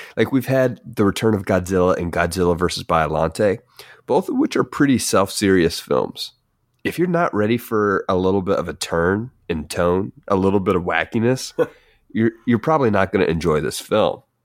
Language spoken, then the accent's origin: English; Kentucky, United States; we are from Kentucky